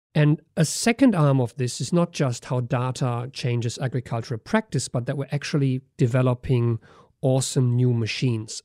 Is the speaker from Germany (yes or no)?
yes; Germany; moved away; my home country, Germany